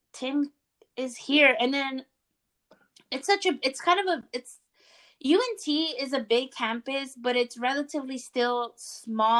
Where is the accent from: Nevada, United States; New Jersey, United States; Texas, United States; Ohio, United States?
Texas, United States; Austin; I'm from Austin